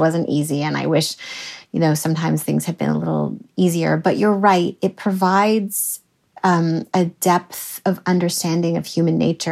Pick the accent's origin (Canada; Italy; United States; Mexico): Canada; I'm Canadian and it comes from Canada